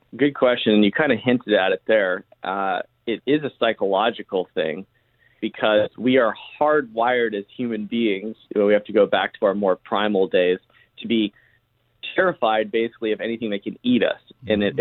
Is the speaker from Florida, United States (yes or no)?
no; Charleston, South Carolina, United States; I grew up in Charleston, South Carolina